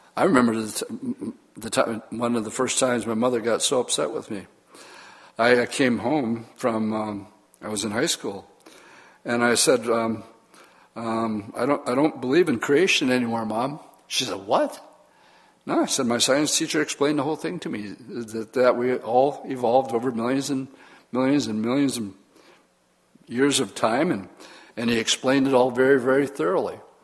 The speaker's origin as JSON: {"language": "English", "town": "Oshkosh", "region": "Wisconsin", "country": "United States", "tie": "born or raised there", "said": "I grew up in Oshkosh as a non believer."}